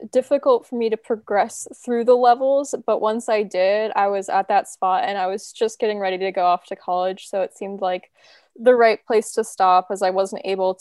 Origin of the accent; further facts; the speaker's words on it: Southern California, United States; moved away as an adult; now in Tacoma, United States; I danced competitively from when I was 8 till 18 in Southern California